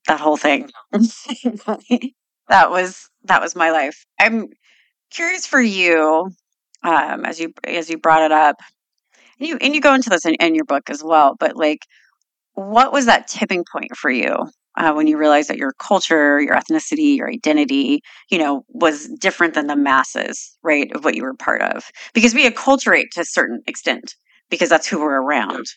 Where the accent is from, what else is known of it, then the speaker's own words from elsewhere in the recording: Sacramento, California, United States; growing up in Sacramento